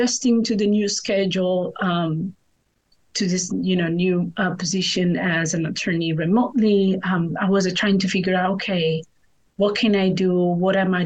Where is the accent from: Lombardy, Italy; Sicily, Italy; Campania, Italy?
Campania, Italy; Naples; moved away as an adult; now in Charleston, United States; south of Italy. Born and raised, moved to the United States only 7 years ago